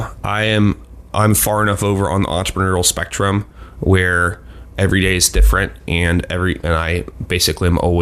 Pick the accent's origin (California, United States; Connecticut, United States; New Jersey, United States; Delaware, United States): Delaware, United States; I grew up in Delaware